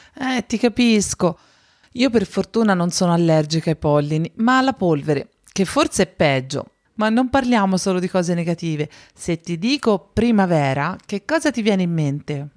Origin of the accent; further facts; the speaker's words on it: Florence, Tuscany, Italy; da Fiorentina Doc